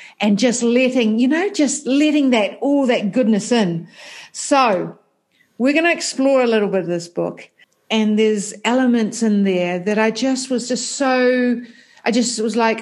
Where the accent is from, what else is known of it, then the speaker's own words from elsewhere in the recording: New Zealand; accent: New Zealand; that New Zealand accent